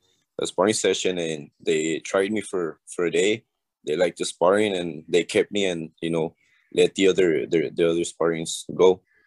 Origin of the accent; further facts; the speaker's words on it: Laredo, Texas, United States; I'm a kid from South Laredo, bro. I mean, I'm from South Laredo